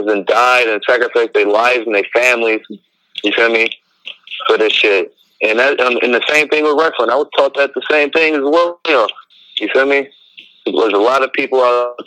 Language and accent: English; San Francisco, California, United States; I'm from the Bay Area. I grew up in San Francisco